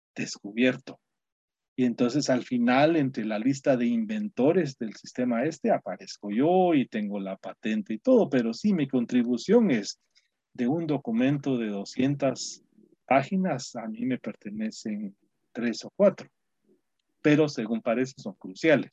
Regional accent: Guatemala; moved away as an adult; now in United States; mis compatriotas chapines

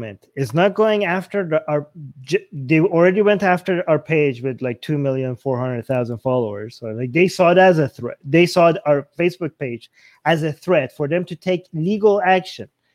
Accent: Canada; I'm Canadian

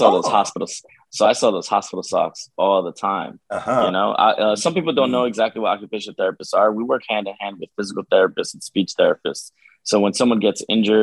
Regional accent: Peru; now in Union, New Jersey, United States; I was born in Peru, South America

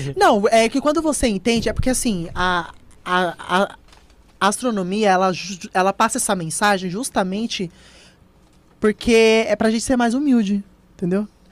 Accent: São Paulo, Brazil; Eu nasci em São Paulo, uhum. aqui mesmo, em São Miguel.

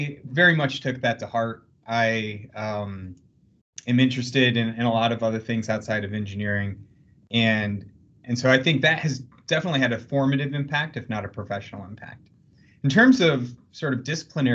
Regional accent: South Bend, Indiana, United States; moved away as an adult; I grew up actually in the shadow of the University of Notre Dame in South Bend, Indiana

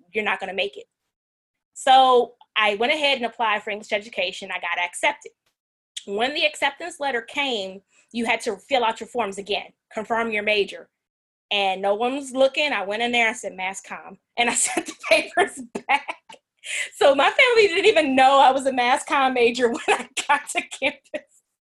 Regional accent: New Jersey, United States; moved away as an adult; now in Louisiana, United States; So I'm from New Jersey. I never let anybody forget that. My accent is gone. I've been in Louisiana for 19 years.

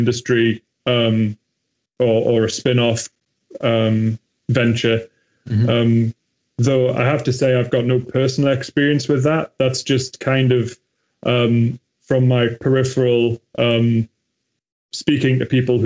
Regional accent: Newcastle upon Tyne, North East England, United Kingdom; my hometown in Newcastle

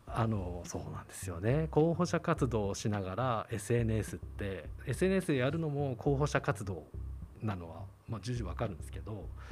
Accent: Tachikawa, Tokyo, Japan; 僕は立川生まれ立川育ちであの44歳なんですけどずっと立川であの住んでで

